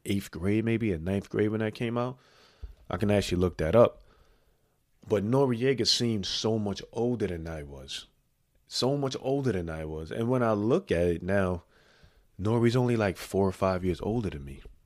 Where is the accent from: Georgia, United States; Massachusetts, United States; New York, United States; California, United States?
New York, United States; New York City; I made it thirty-eight years growing up in the Bronx